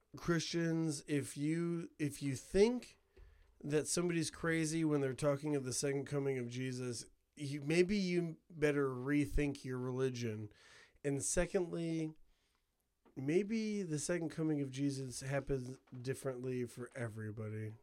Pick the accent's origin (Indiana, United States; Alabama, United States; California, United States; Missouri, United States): Indiana, United States; Couts; I'm from Couts, dude. Couts, Indiana